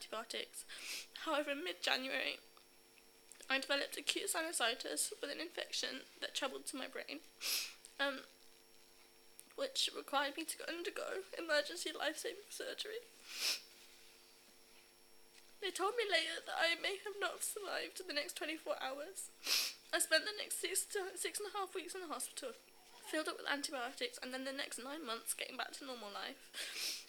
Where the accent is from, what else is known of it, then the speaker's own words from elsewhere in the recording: Birmingham, West Midlands, United Kingdom; I'm 15 from Birmingham